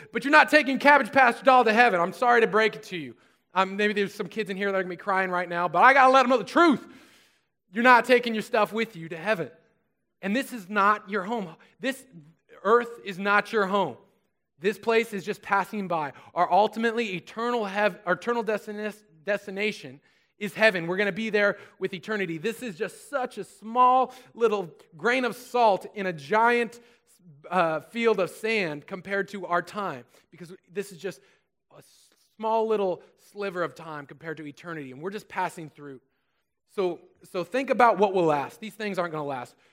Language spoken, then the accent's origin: English; Susanville, California, United States; I grew up in Susanville, so it was out in the desert